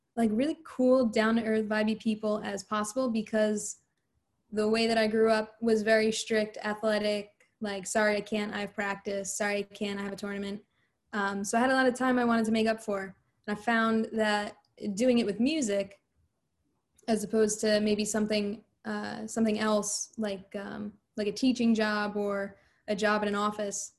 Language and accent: English; New Jersey, United States; I'm from New Jersey